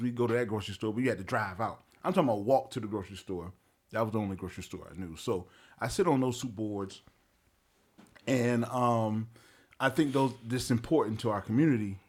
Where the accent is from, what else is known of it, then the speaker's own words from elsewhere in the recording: Wilmington, North Carolina, United States; I am originally from Wilmington, North Carolina